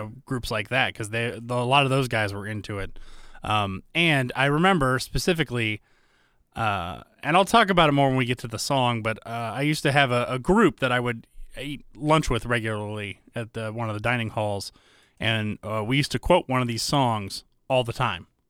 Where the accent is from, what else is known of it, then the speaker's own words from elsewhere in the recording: Alpharetta, Georgia, United States; moved away; I typically say Georgia